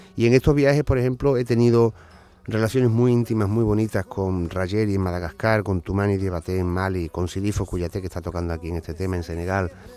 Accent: Seville, Andalusia, Spain; yo que soy sevillano con raíces onubenses también y también en Cádiz

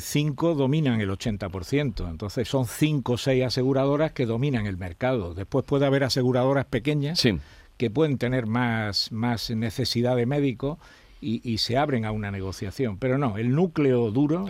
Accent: Spain

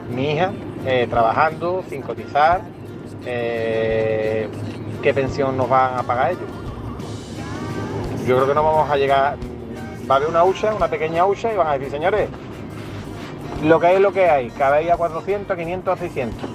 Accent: Seville, Andalusia, Spain; Buenas, eh … de Sevilla y yo es que sigo cobrando lo mismo que hace 20 años.

